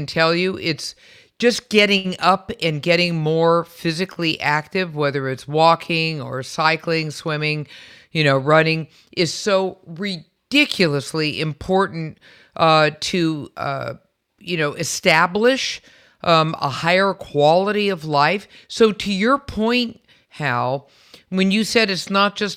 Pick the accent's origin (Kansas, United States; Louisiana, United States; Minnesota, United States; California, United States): California, United States; San Francisco; I was also born and raised in San Francisco